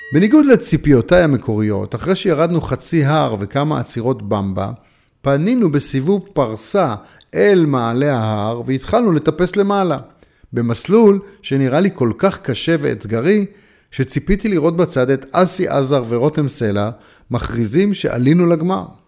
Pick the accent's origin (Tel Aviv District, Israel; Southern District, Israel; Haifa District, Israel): Haifa District, Israel; Haifa; כשהייתי נער חיפאי וחבר בתנועת הצופים